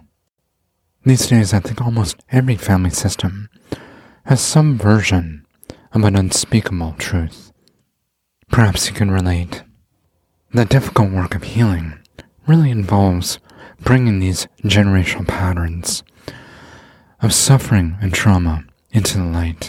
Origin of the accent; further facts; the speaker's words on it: Canada; growing up in Canada